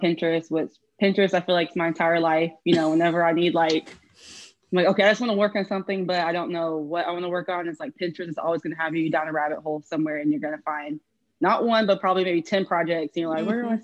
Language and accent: English; Houston, Texas, United States; I'm actually from Houston, so I have not moved